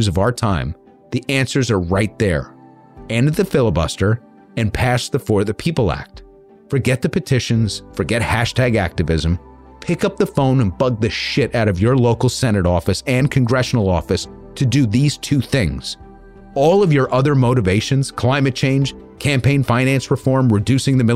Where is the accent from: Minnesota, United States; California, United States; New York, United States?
New York, United States; I'm a New Yorker